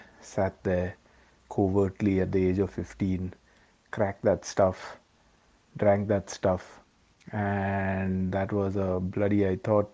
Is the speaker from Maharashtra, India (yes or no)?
yes; Mumbai, Maharashtra, India; moved away as an adult; now in United Kingdom; We grew up in Bombay.